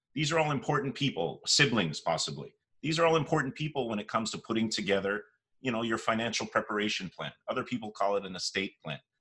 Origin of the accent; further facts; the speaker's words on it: Toronto, Ontario, Canada; born and raised in Toronto, whole life here